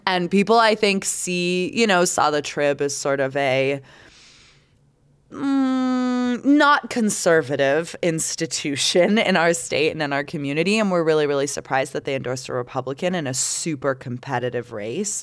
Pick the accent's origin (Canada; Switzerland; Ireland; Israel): Canada; now in United States; I'm Canadian